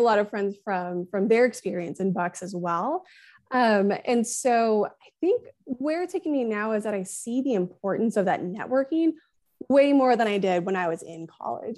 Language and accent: English; Northwest Arkansas, United States; moved away as an adult; I'm from out of state. I'm from Northwest Arkansas